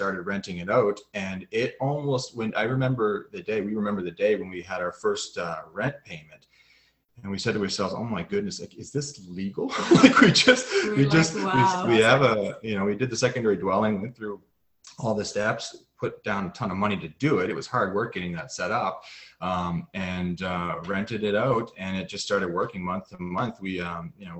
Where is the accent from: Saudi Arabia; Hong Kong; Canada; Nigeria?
Canada; just outside of Halifax, Nova Scotia; now in Ottawa, Canada; I'm from just outside of Halifax, Nova Scotia